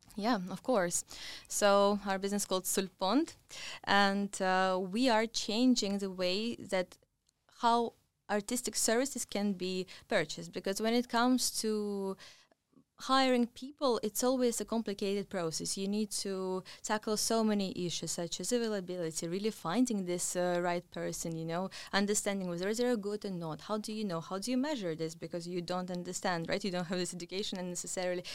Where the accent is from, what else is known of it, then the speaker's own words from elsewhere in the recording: Russia; moved away as an adult; now in London, United Kingdom; originally I come from Russia